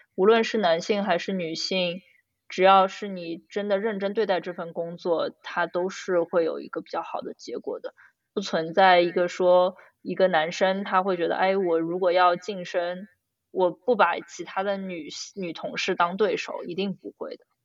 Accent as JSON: {"language": "Chinese", "country": "China", "said": "我们中国人家庭"}